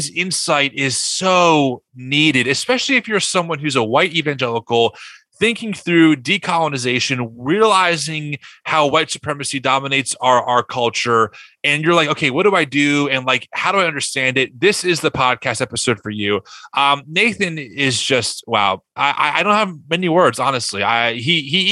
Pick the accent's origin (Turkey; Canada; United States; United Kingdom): United States; New Egypt, New Jersey; I grew up 5 minutes from Great Adventure in a small town called New Egypt, farmland pretty much.